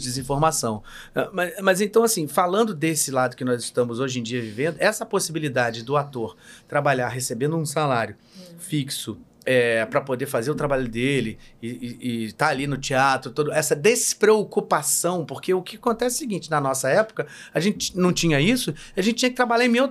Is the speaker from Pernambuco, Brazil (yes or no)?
no; Rio de Janeiro, Brazil; eu sou carioca